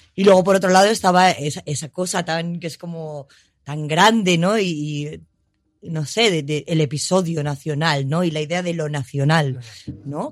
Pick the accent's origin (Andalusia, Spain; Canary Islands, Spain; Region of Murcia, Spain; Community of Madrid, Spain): Community of Madrid, Spain; Madrid; yo como madrileña, ¿vale? Y como madrileña que no tiene pueblo, ¿no? De familia de Madrid, sí